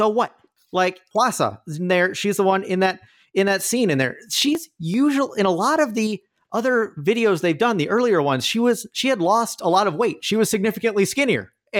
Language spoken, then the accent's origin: English; United States; I am an American